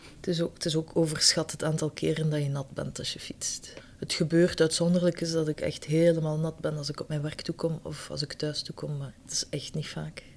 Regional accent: Ghent, Flanders, Belgium; moved away as an adult; also born or lived in Schaerbeek, Brussels; now in Brussels, Belgium; Ik ben oorspronkelijk uit Gent.

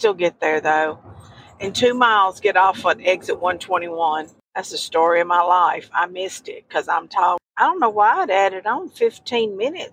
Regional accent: Kentucky, United States; I'm from Kentucky.

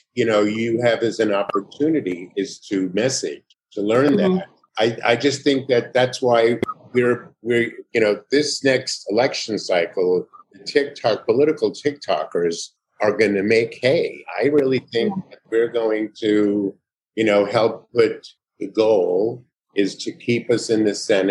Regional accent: New York, United States; now in California, United States; I'm in California. Yeah. I came from New York, as far as I go.

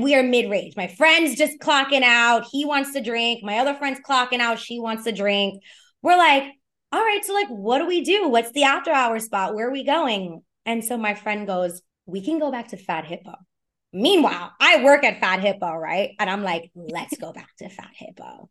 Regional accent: New York City, New York, United States; born or raised there

